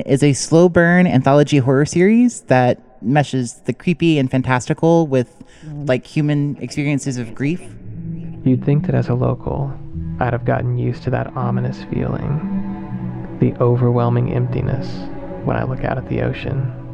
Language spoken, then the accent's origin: English; Kentucky, United States; I'm a composer from Kentucky